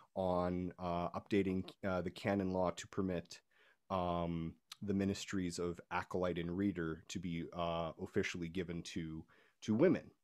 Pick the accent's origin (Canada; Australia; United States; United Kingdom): Canada; I'm from Canada